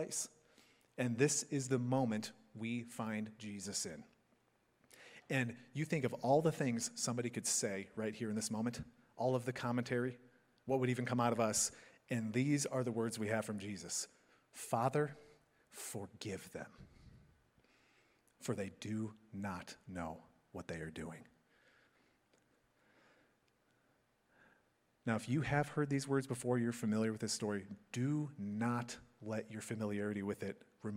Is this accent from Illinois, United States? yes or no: yes; Chicago suburbs, Illinois, United States; moved away; I grew up in the Chicago suburbs